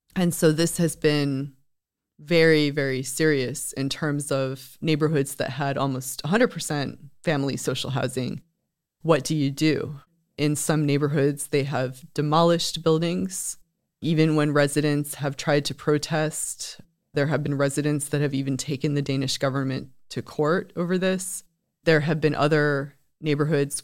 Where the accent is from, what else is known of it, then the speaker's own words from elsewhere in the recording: United States; now in Sweden; As an American coming to Sweden